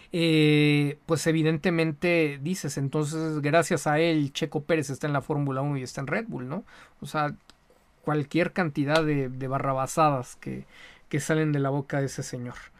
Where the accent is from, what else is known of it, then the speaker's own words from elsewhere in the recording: Mexico; como mexicano